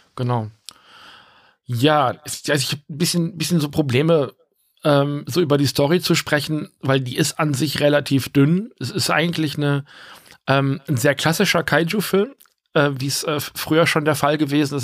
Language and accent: German; Rheine, North Rhine-Westphalia, Germany; wir haben ja vorher auch in der Wohnung an der anderen Ecke in Rheine gewohnt